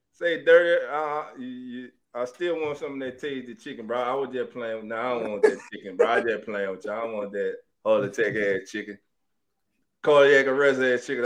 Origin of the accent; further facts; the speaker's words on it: New Orleans, Louisiana, United States; now in Dallas, United States; I'm from New Orleans.